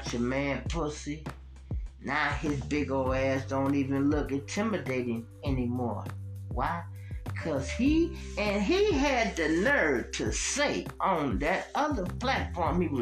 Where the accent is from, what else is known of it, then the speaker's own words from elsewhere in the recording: Chicago, Illinois, United States; I'm from Chicago